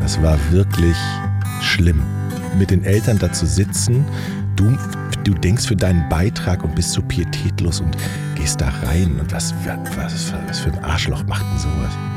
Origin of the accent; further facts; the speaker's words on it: North Rhine-Westphalia, Germany; moved away as an adult; also born or lived in Hilden / Wuppertal / Düsseldorf / Hamburg; Ich komme aus dem Rheinland